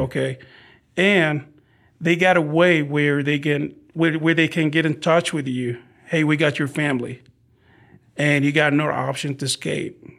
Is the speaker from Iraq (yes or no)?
yes; Baghdad, Baghdad Governorate, Iraq; English is a second language; also born or lived in Arizona; now in San Antonio, United States; in Iraq, we are from Baghdad.